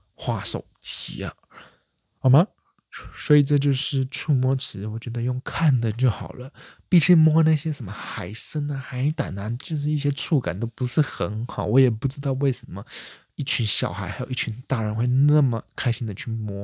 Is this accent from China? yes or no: no; Taiwan; 身为台湾人